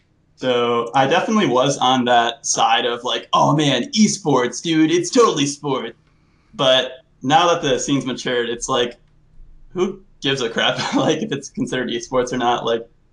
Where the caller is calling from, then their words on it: Huntington, Indiana, United States; I'm calling from Huntington, Indiana.